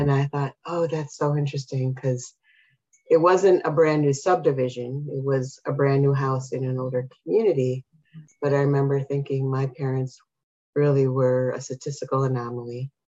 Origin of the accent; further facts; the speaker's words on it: Chicago, Illinois, United States; And although we were Mexican, the question always came up, where do you come from? And I would say Chicago, but where do you really come from? Chicago, but where are your parents from? Texas